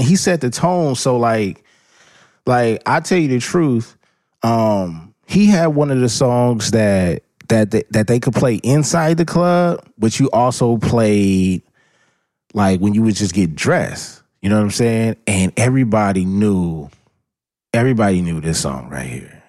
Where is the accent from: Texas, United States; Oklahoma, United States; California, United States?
California, United States; Los Angeles